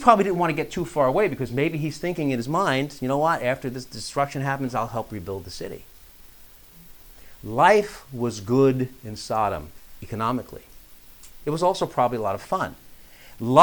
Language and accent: English; New York, United States; moved away; I grew up in New York